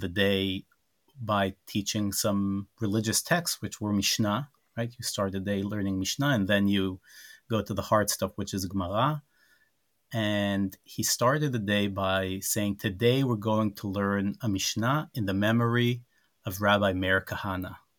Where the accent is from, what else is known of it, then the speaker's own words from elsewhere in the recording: Rehovot, Central District, Israel; We grew up in Rehovot